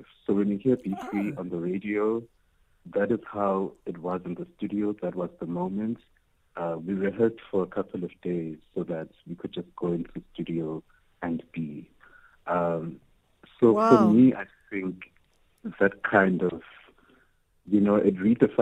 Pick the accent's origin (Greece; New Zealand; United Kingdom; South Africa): South Africa; I'm a South African queer man